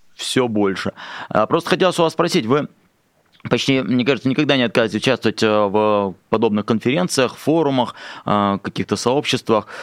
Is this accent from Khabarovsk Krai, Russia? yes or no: yes; Khabarovsk, Khabarovsk Krai, Russia; Я из Хабаровска